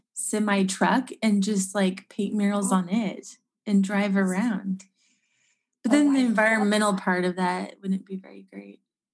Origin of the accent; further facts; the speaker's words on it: United States; growing up in the United States, I might not have seen that or experienced